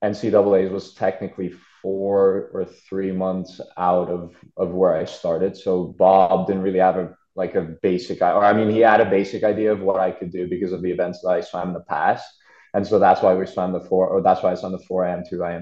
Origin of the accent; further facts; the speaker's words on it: Budapest, Hungary; moved away as an adult; now in Tempe, United States; I was born like right outside of Budapest, but I've lived there most of my life